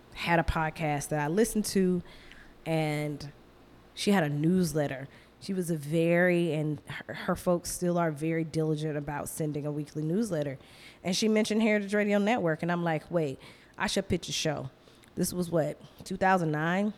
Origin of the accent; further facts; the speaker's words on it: Athens, Georgia, United States; moved away as an adult; now in Brooklyn, United States; I would be living back in my hometown